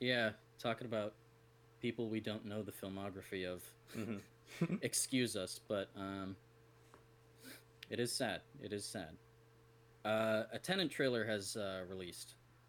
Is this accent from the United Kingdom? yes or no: no; Florida, United States; I'm from Florida, where everything's opening back up and like our numbers are spiking